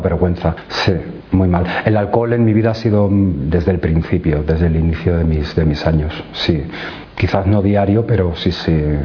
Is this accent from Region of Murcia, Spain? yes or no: no; Alcalá de Henares, Community of Madrid, Spain; nací en el centro de Alcalá de Henares